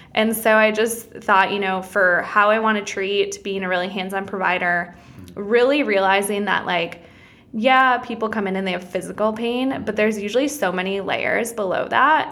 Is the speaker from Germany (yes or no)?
no; Wisconsin, United States; moved away as an adult; I'm originally from Wisconsin